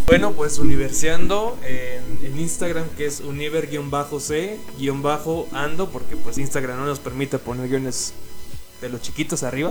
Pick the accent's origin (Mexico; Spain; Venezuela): Mexico; todos somos, todos somos mexicanos